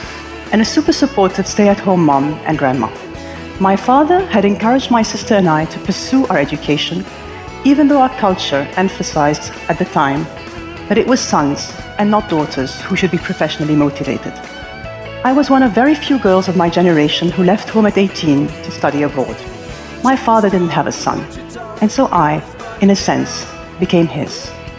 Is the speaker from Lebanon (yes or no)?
yes; Lebanon; moved away as an adult; now in United Arab Emirates; I had grown up in my hometown of Lebanon, the younger of two daughters, to a very hardworking pilot and director of operations for the Lebanese Airlines, and a super supportive stay-at-home mom and grandma.